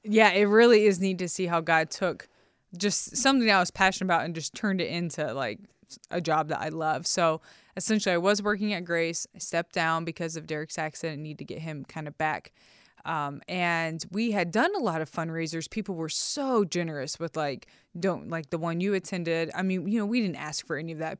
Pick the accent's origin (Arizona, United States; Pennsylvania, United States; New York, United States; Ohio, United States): Ohio, United States; I am from Ohio